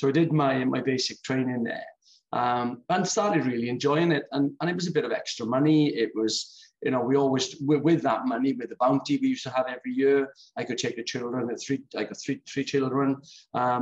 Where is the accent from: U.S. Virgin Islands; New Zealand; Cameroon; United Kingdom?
United Kingdom; Swansea, Wales; also born or lived in Port Talbot; Then we came back to Swansea. And that's where I sort of did my growing up from 11 to now